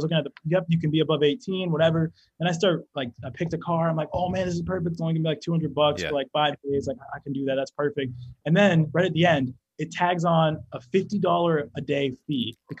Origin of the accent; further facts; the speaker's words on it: New Hampshire, United States; It feels like summer out here, because it's like we're from New Hampshire, so it's like still warm out, starting to get cold back home.